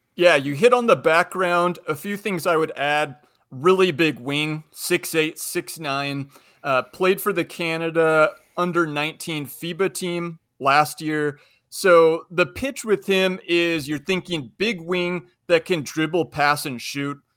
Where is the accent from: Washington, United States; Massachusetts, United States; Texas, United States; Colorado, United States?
Washington, United States; Spokane; I'm from Spokane, so I've watched a lot of Gonzaga basketball